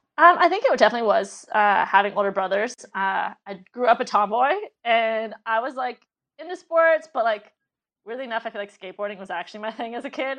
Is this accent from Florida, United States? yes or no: no; Los Angeles, California, United States; also born or lived in San Francisco / New York; growing up in Pacific Palisades, my next door neighbor was Kobe Bryant